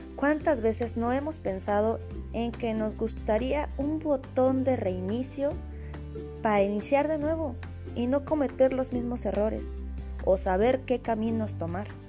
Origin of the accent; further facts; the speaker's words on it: Mexico; soy mexicana